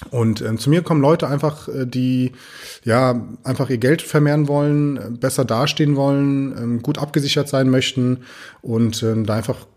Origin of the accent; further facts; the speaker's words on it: Friedberg, Hesse, Germany; und bin tatsächlich ja hier in äh, in Deutschland groß geworden, in Friedberg. Die Idylle Hessens.